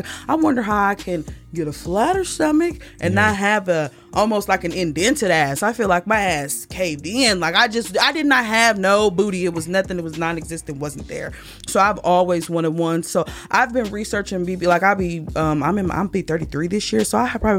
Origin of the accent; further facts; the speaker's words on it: Peoria, Illinois, United States; moved away; when I was a young girl back in my hometown of Peoria, Illinois